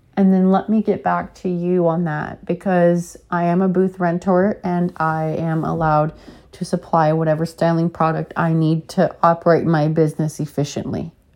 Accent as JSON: {"language": "English", "region": "Alaska", "country": "United States", "tie": "born or raised there", "said": "growing up with a dad and brothers in Alaska"}